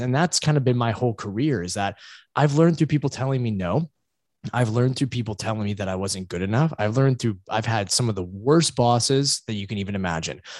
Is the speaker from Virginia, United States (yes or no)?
yes; Virginia Beach, Virginia, United States; now in Connecticut, United States; I'm originally from Southeast Virginia, uh, in the Virginia Beach area